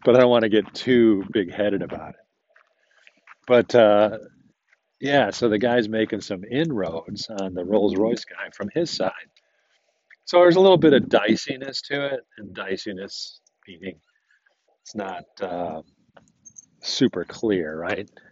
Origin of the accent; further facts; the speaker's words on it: United States; I'm an American.